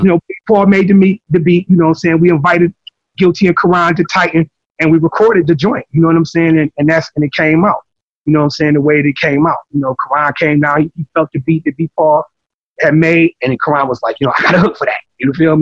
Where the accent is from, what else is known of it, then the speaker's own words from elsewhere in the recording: Highland Park, Michigan, United States; we come from Highland Park. Okay, we come, Highland Park is a city in the middle of Detroit